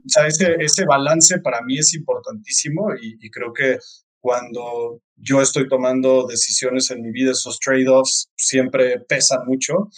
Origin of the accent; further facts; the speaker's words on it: Mexico; soy de México